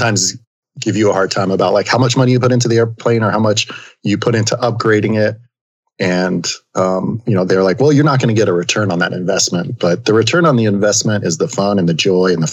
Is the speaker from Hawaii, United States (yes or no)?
no; Northwest New Jersey, United States; I grew up in New Jersey, Northwest New Jersey